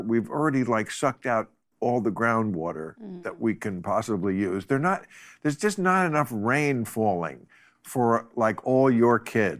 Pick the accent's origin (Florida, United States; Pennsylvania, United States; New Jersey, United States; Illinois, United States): New Jersey, United States; New Jersey.